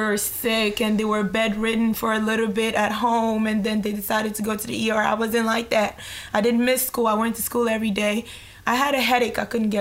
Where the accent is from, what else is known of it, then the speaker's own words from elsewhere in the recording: Guinea; moved away as an adult; now in Maryland, United States; I'm from West Africa, Guinea